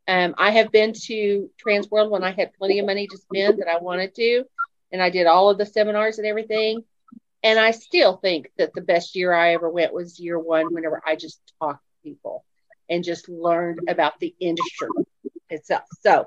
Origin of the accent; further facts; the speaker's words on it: Fayetteville, Arkansas, United States; I'm from Fayetteville, Arkansas.